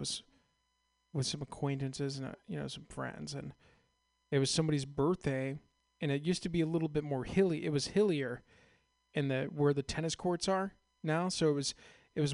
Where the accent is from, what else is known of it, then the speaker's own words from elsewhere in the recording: San Ramon, California, United States; also born or lived in Castro Valley; I grew up in San Ramon, Castro Valley, around the corner.